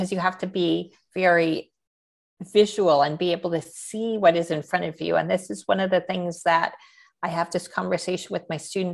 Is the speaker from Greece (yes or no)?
no; Canada; I am a Canadian painter